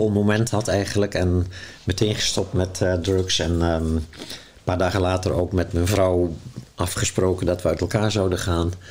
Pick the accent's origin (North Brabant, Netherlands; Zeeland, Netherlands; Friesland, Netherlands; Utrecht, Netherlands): Zeeland, Netherlands; now in Amsterdam, Netherlands; Dus ik ben toen ook uit Zeeuws-Vlaanderen weggegaan en in Amsterdam gaan wonen.